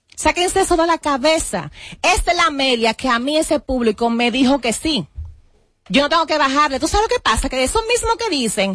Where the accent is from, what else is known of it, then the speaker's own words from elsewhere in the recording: Sabana Perdida, Distrito Nacional, Dominican Republic; yo vengo de Sabana Perdida, yo fui camarera